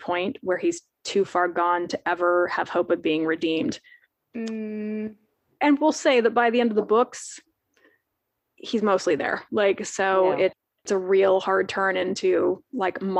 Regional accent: United States; I'm American

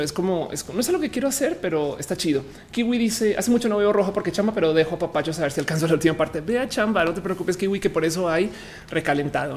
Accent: Colombia; now in Mexico; Yo ahora soy mexicana, pero también soy colombiano.

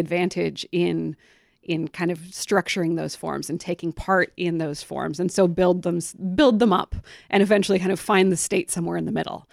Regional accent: Humboldt County, California, United States; I grew up in Humboldt County

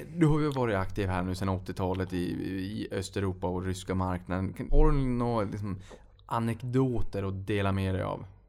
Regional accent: Sweden; vi som svenskar

